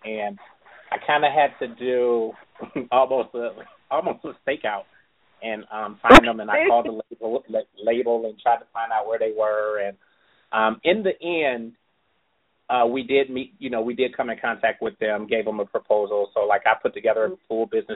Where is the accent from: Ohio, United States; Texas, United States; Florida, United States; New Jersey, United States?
Ohio, United States; Cleveland; I'm from Cleveland, Ohio.